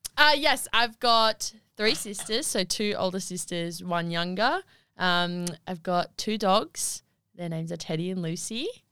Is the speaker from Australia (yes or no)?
yes; Wagga Wagga, New South Wales, Australia; I was born in Wagga Wagga on the twenty-first of the eleventh, two thousand three